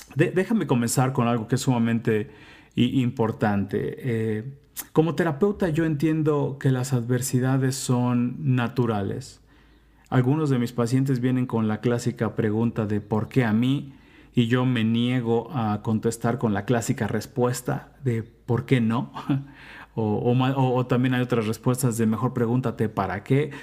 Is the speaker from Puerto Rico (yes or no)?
no; Mexico; moved away; also born or lived in United States / Mexico City; soy mexicano, vivo en la Ciudad de México